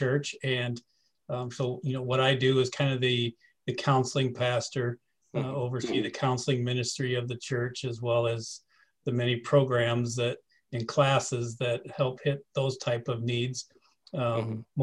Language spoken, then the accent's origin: English; near Davenport, Iowa, United States; moved away; I grew up in a little town. Thriving metropolis of 150, just outside of Davenport